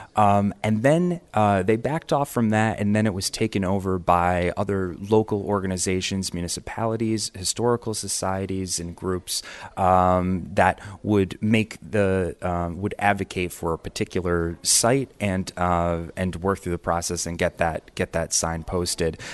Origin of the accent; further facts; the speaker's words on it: Camillus, New York, United States; now in Geneva, United States; I grew up in Camillus